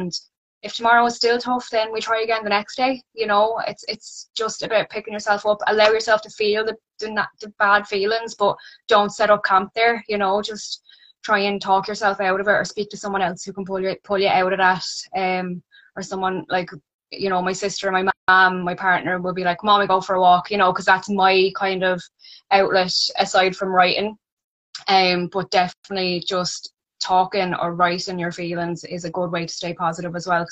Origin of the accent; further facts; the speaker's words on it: Wexford, Leinster, Ireland; I'm from Wexford.